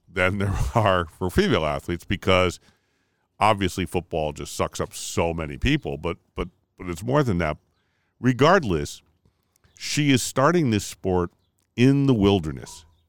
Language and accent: English; Connecticut, United States; we're from Connecticut